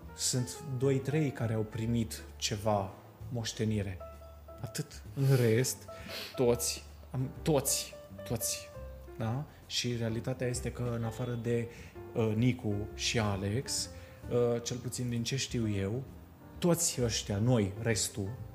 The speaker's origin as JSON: {"language": "Romanian", "region": "Bucharest", "country": "Romania", "also_born_or_lived": "Sibiu", "moved": "as an adult", "said": "de când m-am mutat eu de la București, din 2011"}